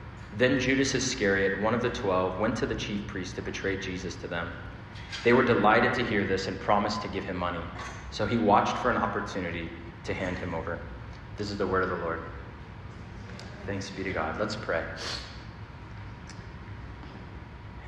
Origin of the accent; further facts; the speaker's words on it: Arizona, United States; now in New York City, United States; I'm from Arizona, desert rain